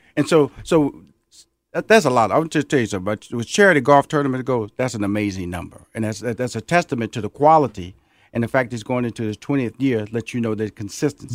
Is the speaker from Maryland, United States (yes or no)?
no; Houston, Texas, United States; now in Atlanta, United States; I'm from Houston, Texas